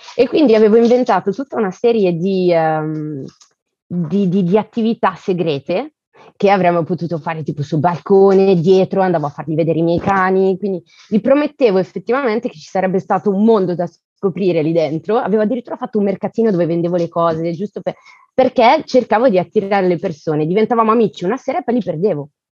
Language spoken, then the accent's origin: Italian; Elba, Tuscany, Italy; also born or lived in Bergamo / Venice; now in Paris, France; sono nata a Bergamo, cresciuta all'Isola d'Elba e vivo a Parigi